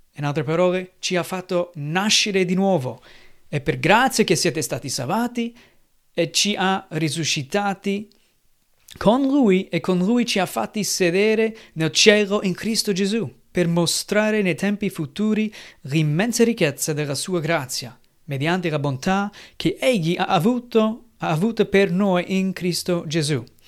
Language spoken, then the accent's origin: Italian; United States; Italian is a second language; now in Italy; Io sono americano, anche noi qui in Italia con la mia famiglia abbiamo celebrato un po' il giorno di ringraziamento